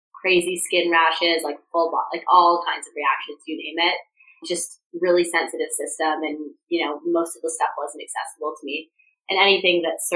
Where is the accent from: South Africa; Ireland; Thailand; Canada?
Canada; Toronto, Ontario; moved away as an adult; also born or lived in Vancouver, Canada; now in Los Angeles, United States; I'm from Toronto.